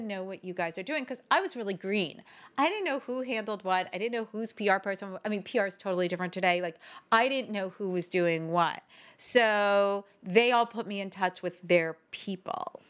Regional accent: Northern New Jersey, United States; I grew up in New Jersey, Northern

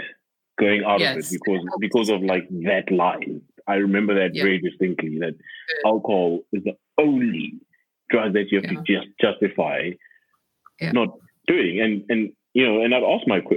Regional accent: Johannesburg, Gauteng, South Africa; moved away as an adult; also born or lived in Cape Town; I moved back last year in January, and I'm from Joburg

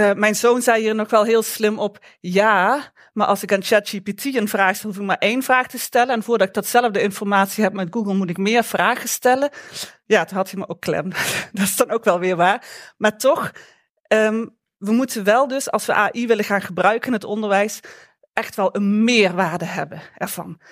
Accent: Limburg, Netherlands; accent: Limburgish; moved away; also born or lived in Eindhoven; mijn Limburgse accent

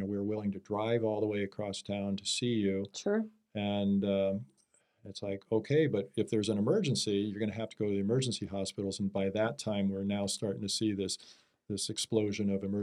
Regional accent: Wahoo, Nebraska, United States; moved away as an adult; also born or lived in Kansas / Las Vegas; now in Arizona, United States; my hometown is Wahoo

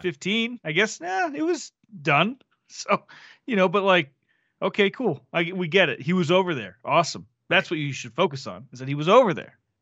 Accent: Florida, United States; I was born in Florida

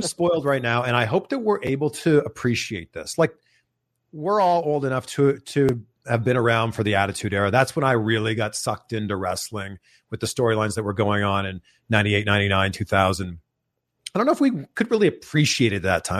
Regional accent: Toronto, Ontario, Canada; I remember growing up, and I grew up in Toronto

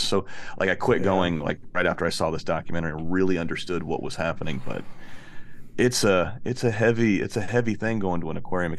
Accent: Florida, United States; we're from Florida, right? So we go to the beach all the time.

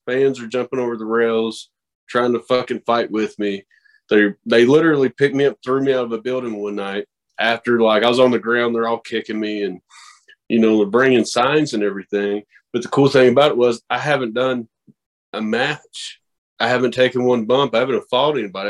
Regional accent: the Bible Belt, United States; I come from the Bible Belt

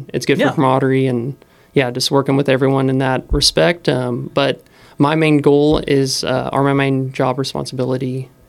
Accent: Brenham, Texas, United States; moved away as an adult; also born or lived in McPherson, Kansas; now in Hesston, United States; I grew up in Texas, so Texas boy, grew up in a small town.

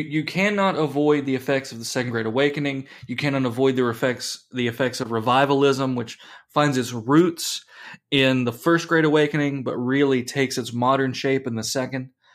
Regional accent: United States; We are Americans

